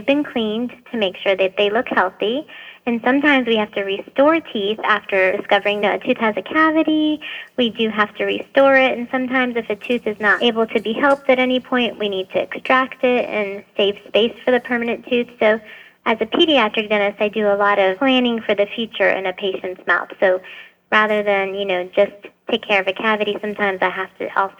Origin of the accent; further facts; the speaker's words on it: Boston, Massachusetts, United States; moved away as an adult; also born or lived in Lebanon; now in Nashville, United States; I lived in Boston for most of my life